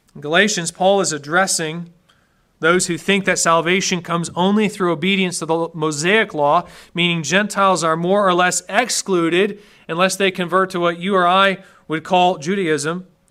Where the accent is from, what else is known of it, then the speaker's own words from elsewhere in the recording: United States; I'm an American